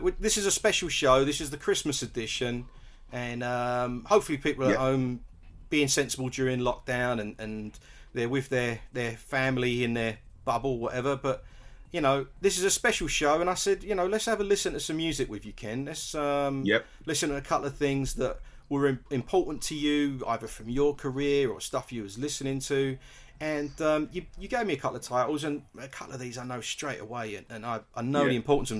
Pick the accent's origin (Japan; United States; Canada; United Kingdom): United Kingdom; Stratford, London; And I'm originally from Stratford, and then you know you got so many other with Shut Up and Dance and Hype and that kind of that ushered in that breakbeat style of music from East London.